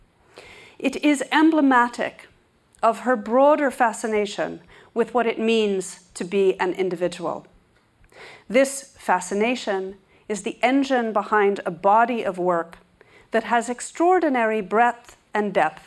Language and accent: English; New York, United States; my native city of New York